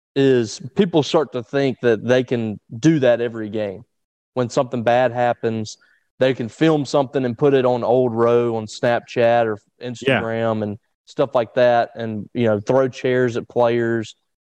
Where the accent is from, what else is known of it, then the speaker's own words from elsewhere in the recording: Vicksburg, Mississippi, United States; It's like, we do this all the time growing up in Vicksburg.